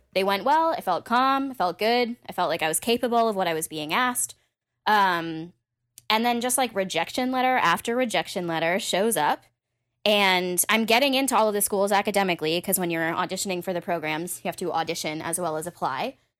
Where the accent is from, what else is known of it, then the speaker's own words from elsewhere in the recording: Massachusetts, United States; I was from Massachusetts, so also, like, in-state was great